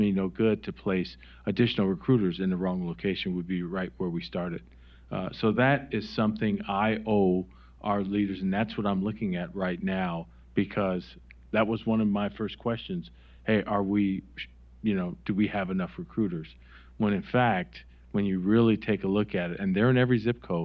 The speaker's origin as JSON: {"language": "English", "region": "Wisconsin", "country": "United States", "moved": "yes", "said": "I'm from Wisconsin"}